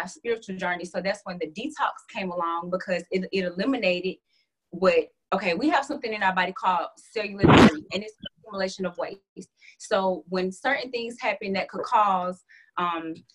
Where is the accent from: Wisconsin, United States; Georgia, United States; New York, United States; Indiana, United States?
Georgia, United States; Atlanta; I'm from Hotlanta, Atlanta, Georgia.